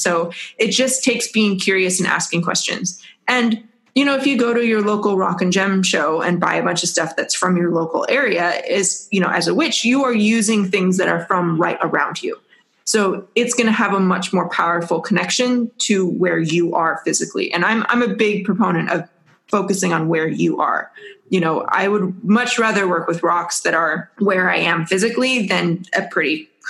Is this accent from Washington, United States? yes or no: yes; Washington, United States; So I grew up around Mount St. Helens, and I definitely, as a small child, tried to steal rocks from Mount St. Helens.